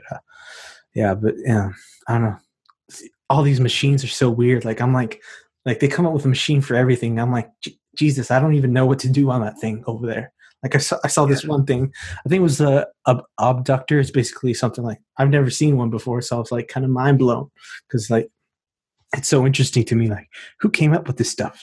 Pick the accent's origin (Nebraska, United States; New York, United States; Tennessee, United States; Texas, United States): Texas, United States; I'm from Texas, so we got crazy stuff down here